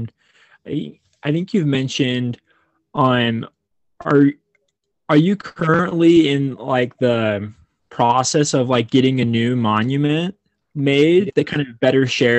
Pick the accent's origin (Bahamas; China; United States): United States; Logan, Utah; And I'm personally from Logan.